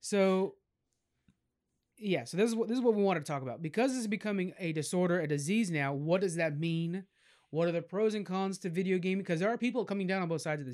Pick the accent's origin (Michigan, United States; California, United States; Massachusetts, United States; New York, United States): California, United States; I'm from California